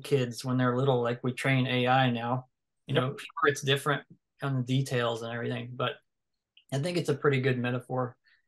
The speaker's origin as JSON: {"language": "English", "region": "the South", "country": "United States", "said": "I'm from the South"}